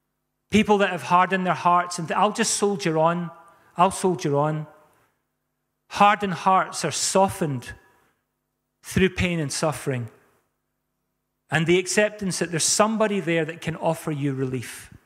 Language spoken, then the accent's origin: English; South Africa; I was brought up in South Africa. We had violent hailstorms and rainstorms.